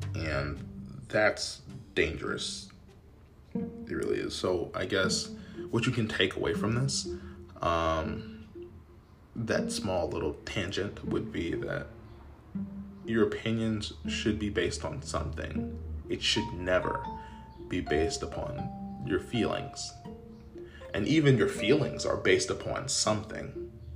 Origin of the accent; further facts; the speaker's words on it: United States; as an American